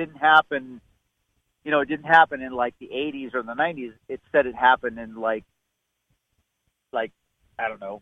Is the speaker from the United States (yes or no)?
yes; Southern California, United States; I was born in Southern California in 1968